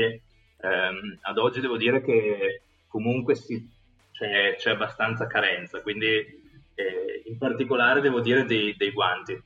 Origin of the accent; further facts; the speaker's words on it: Italy; moved away as an adult; also born or lived in United States / United Kingdom / Singapore; sono veramente stato fortunato a nascere e crescere in Italia